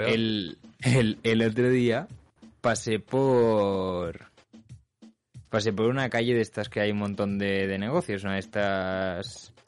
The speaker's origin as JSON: {"language": "Spanish", "country": "Spain", "moved": "yes"}